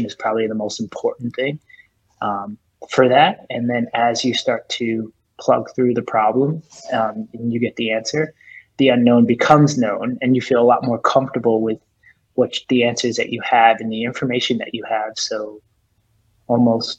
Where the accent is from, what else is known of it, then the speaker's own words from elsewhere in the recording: Northeast, United States; also born or lived in New Jersey, United States; now in New York City, United States; I was born and raised in New York City. I grew up in New Jersey. I spent most of my time on the Northeast, New Jersey and New York City. I've lived in New York now for, gosh, I think 20 years. So I think it's safe to say I'm a New Yorker.